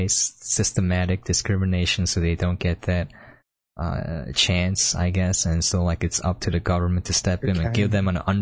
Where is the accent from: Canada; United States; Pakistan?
United States; growing up in America